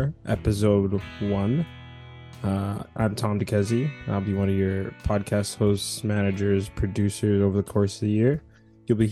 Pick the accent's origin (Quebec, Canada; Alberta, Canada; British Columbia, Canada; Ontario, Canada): Alberta, Canada; Edmonton; also born or lived in Lusaka, Zambia; now in Victoria, Canada; We immigrated to Canada when I was 4 years old, settling in Treaty 6 territory, the traditional territory of the Cree, Soto, Blackfoot, Métis, Dene, and Nakota Sioux, also known as Edmonton, Alberta. And that's where I grew up